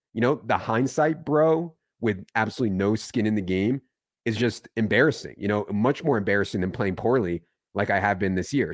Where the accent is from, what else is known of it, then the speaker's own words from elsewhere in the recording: Virginia, United States; moved away; also born or lived in Philadelphia; I grew up in Virginia, not, not Philadelphia